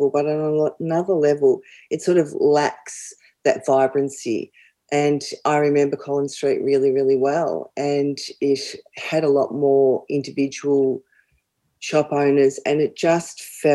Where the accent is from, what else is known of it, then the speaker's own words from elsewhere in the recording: Melbourne, Victoria, Australia; as a girl growing up in Doncaster, we used to drive into the city